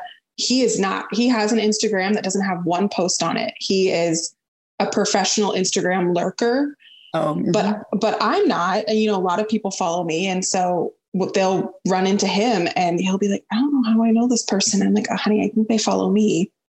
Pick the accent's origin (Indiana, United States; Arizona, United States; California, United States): California, United States; Central California near Fresno, United States; moved away as an adult; also born or lived in Davis, California / Dallas, Texas / Tulsa, Oklahoma; now in Portland, United States; I grew up in Central California near Fresno.